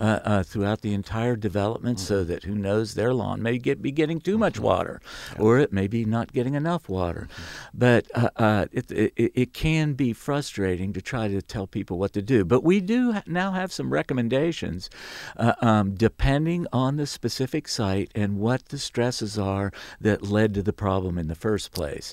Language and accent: English; West Virginia, United States; I grew up in West Virginia